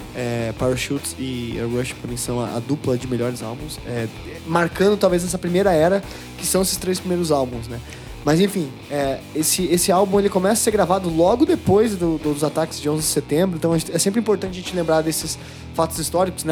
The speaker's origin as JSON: {"language": "Portuguese", "country": "Brazil", "said": "a gente é brasileiro"}